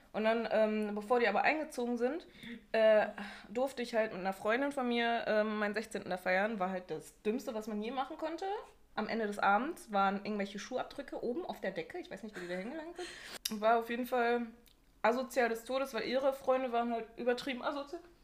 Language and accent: German; Bochum, North Rhine-Westphalia, Germany; bei uns in Wattenscheid halt was. Also in einem Ortsteil von Bochum.